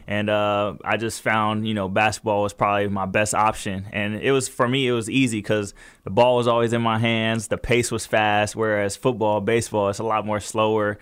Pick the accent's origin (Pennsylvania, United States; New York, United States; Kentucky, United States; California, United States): California, United States; Fontana; also born or lived in Pasadena, California; we lived in Fontana ever since I was three